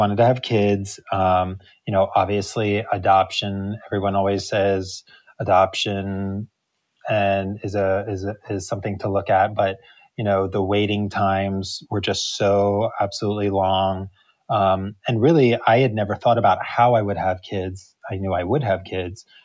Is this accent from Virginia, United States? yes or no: no; New Jersey, United States; moved away as an adult; now in Spain; I'm originally from New Jersey, but I moved to Spain, almost 20 years ago now